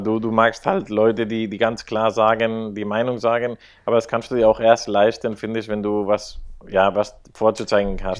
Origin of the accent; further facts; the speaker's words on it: Spain; als Spanier